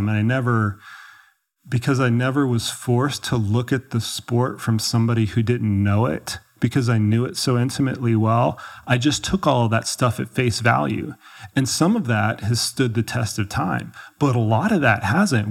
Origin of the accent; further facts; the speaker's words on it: Dallas, Texas, United States; moved away as an adult; now in Colorado, United States; I grew up in Texas, yeah, I grew up in Dallas.